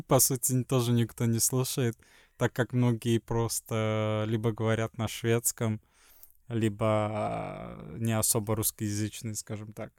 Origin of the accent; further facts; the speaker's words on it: Sweden; Russian is a second language; also born or lived in Estonia; из Швеции